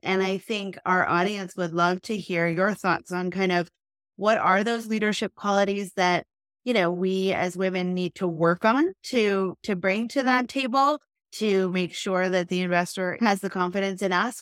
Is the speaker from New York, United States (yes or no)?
yes; New York, United States; we grew up in New York and we went to Spence